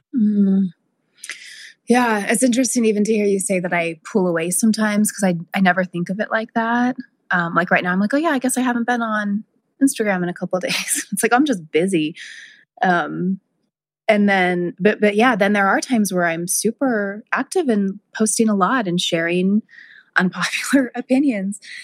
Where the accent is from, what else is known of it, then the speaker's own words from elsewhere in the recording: South Lake Tahoe, California, United States; my hometown of South Lake Tahoe